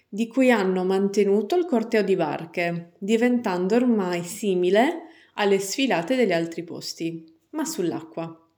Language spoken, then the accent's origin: Italian; San Gavino Monreale, Sardinia, Italy; nel mio paese di origine, San Gavino, Monreale